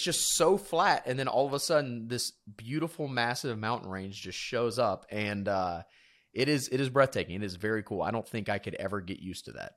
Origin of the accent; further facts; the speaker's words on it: South Georgia, United States; moved away; I'm from South Georgia originally, which is like a swamp.